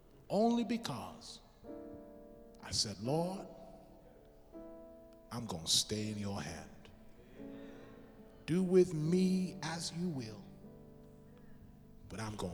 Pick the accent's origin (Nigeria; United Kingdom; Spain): United Kingdom; England; now in United States; Now, I'm from England. Pastor McCarthy's from England.